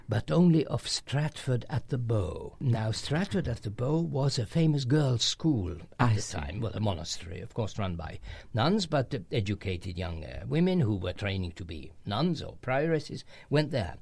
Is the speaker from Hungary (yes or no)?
yes; Hungary; in current Hungarian, we say celeb